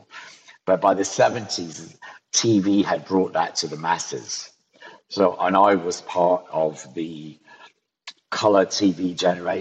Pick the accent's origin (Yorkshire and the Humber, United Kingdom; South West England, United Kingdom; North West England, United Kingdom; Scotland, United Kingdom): Scotland, United Kingdom; Ayrshire; moved away; also born or lived in London; In Ayrshire, in the southwest of Scotland